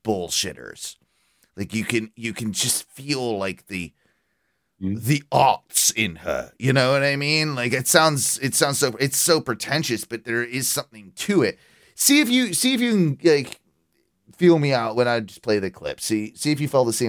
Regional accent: United Kingdom; I'm British

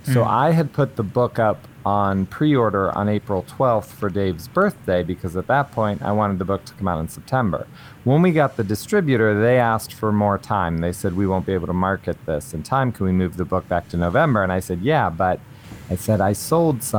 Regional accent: Columbus, Ohio, United States; I'll be in Columbus in my hometown at Easton Barnes & Noble

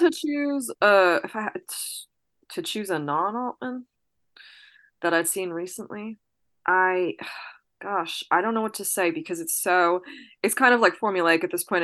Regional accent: New Jersey, United States; I'm from New Jersey

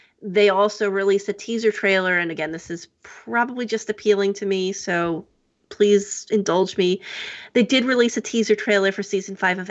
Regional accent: New Jersey, United States; moved away; I'm from New Jersey originally

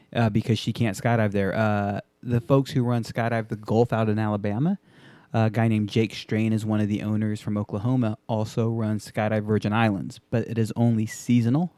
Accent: Japan; moved away; I grew up in Japan

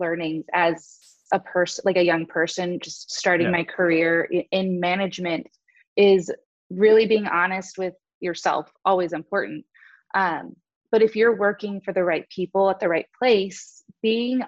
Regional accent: Southern California, United States; moved away as an adult; now in Madison, United States; I actually was born and raised in Southern California

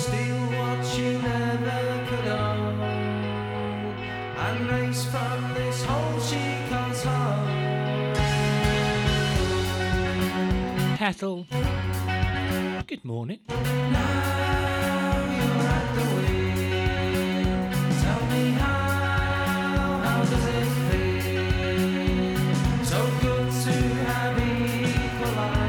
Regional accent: Stoke-on-Trent, West Midlands, United Kingdom; now in Greater Manchester, United Kingdom; I'm from Stoke.

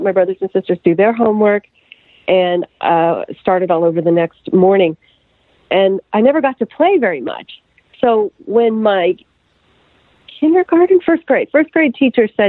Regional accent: Lincoln, Nebraska, United States; moved away as an adult; also born or lived in Los Angeles / Atlanta; I'm from Lincoln, Nebraska.

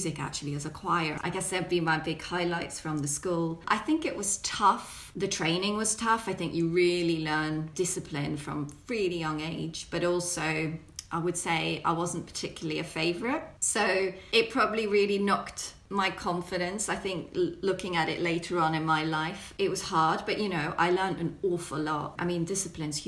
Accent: Belgium; I grew up in Belgium

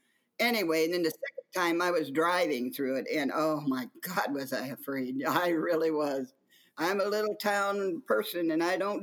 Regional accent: Wyoming, Illinois, United States; moved away as an adult; also born or lived in Galesburg, Illinois / Quad Cities, Illinois; now in Arizona, United States; I grew up in Wyoming, Illinois, which is probably 55, 60 miles from the Quad Cities. I left Wyoming at 16, yes.

